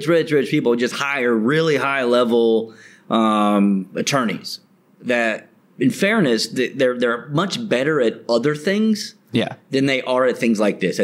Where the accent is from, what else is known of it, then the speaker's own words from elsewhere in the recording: Colorado, United States; moved away as an adult; now in Thailand; I come from Colorado where it's an at-will state